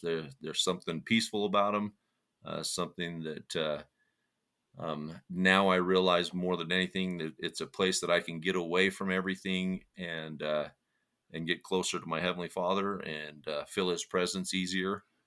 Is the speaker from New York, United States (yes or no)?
no; St. George, Utah, United States; now in Price, United States; I grew up there in St. George and lived there for oh probably the first 35 years of my life